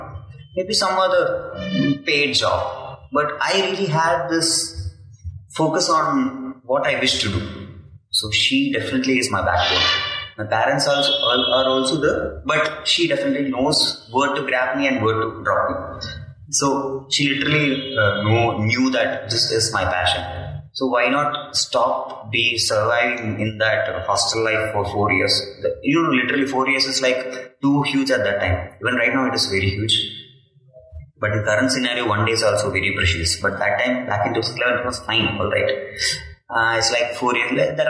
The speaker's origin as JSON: {"language": "English", "town": "Gurugram", "region": "Haryana", "country": "India", "tie": "born or raised there", "second_language": "English", "said": "My hometown is Gurugram and my college is in Coimbatore. It's around 120 kilometers."}